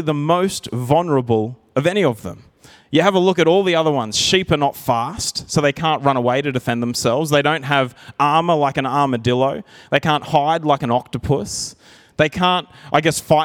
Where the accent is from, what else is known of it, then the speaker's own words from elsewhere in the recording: Narrandera, New South Wales, Australia; I grew up in Narandra, and we had a little bit of property there.